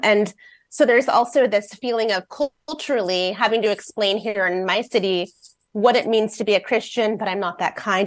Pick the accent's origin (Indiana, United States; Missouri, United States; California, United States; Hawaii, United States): Indiana, United States; Fort Wayne; now in Seattle, United States; I've been in Seattle about eighteen years, but I grew up in Fort Wayne, Indiana